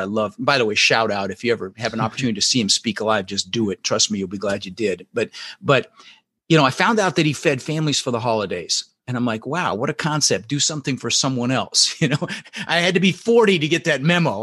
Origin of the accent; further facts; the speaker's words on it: Denver, Colorado, United States; English is a second language; also born or lived in Netherlands; I immigrated this country when I was six years old with my brother Albert, my mother Zvonta, and I, I was born in the Netherlands, in Holland, and we ended up in Denver, Colorado